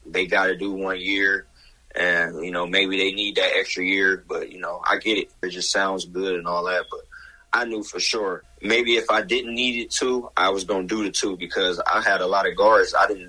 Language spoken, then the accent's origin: English; Boston, Massachusetts, United States; I came from Boston. It's cold right now. I love the weather out here.